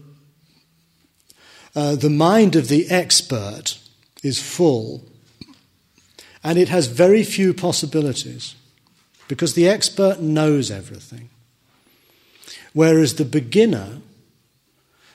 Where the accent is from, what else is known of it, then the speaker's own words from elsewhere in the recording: United Kingdom; I'm British.